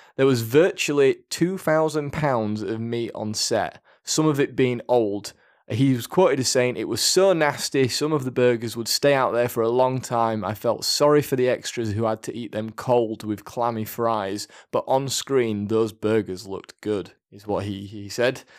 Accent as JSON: {"language": "English", "country": "United Kingdom", "said": "we're British, so we'll say maths"}